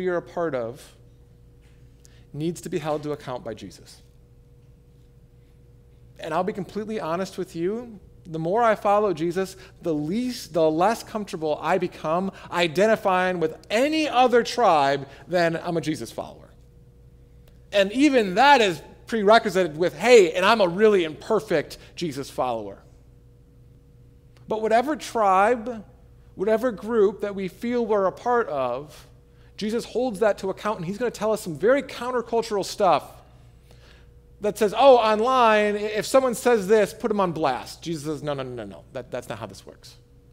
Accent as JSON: {"language": "English", "region": "Michigan", "country": "United States", "said": "I am a Michigander, right? I'm from Michigan"}